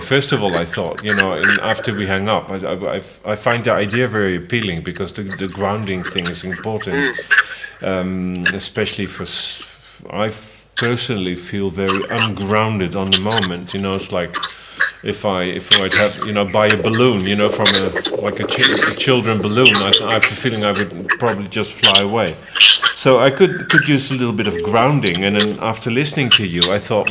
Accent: Netherlands; now in Spain; I was born in Holland, but then I also realized I live in Spain

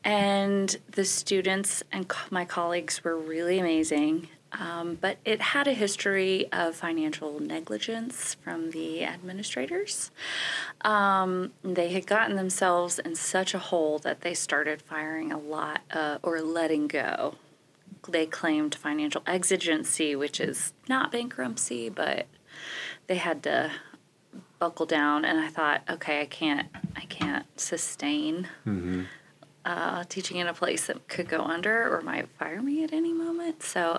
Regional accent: Greenville, South Carolina, United States; accent: Southern; moved away as an adult; also born or lived in Louisville, Kentucky / Boone, North Carolina; now in Chadron, United States; So I was born in Louisville, Kentucky. And then when I was 7, I moved to Greenville, South Carolina. And that's where I grew up.

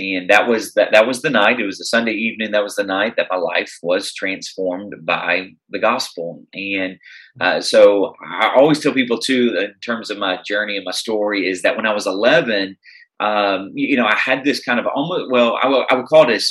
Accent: Tennessee, United States; moved away as an adult; now in Chicago, United States; I'm originally from Tennessee

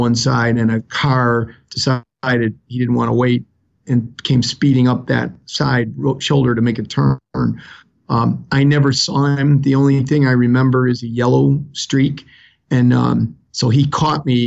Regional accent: Chicago, Illinois, United States; accent: South Side of Chicago; I was born in the city of Chicago. Some people will laugh and say, you have an accent. They'll say, I have an accent too. You sound like a guy from the south side of Chicago. And that's true. I grew up around Midway Airport there

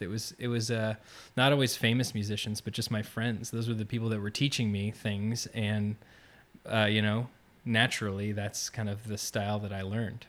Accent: Orlando, Florida, United States; now in Gainesville, United States; I grew up outside of Orlando, uh, kinda near Winter Park, Maitland area

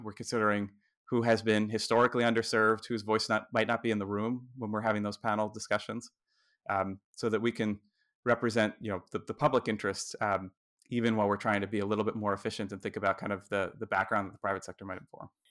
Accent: New Jersey, United States; watching here in my home state, New Jersey

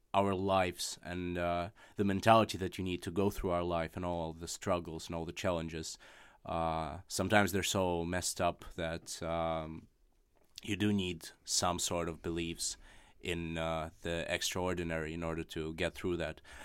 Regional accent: Russia; first language Russian; English is a second language; moved away; my native language of Russian

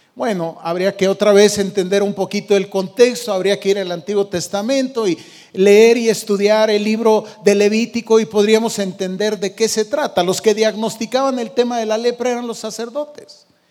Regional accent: Michoacán, Mexico; moved away; allá de donde yo vengo, de Michoacán

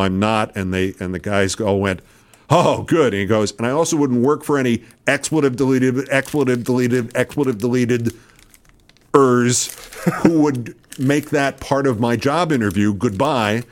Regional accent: New York, United States; moved away; being a New Yorker

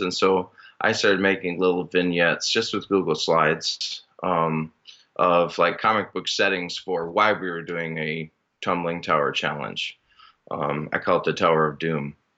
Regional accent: Minnesota, United States; now in Northern Michigan, United States; I originally am from Minnesota

